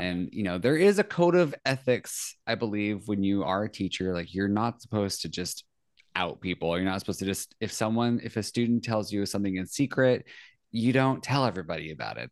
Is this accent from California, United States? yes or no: yes; Central Valley, California, United States; I grew up kind of, like, Central Valley, California.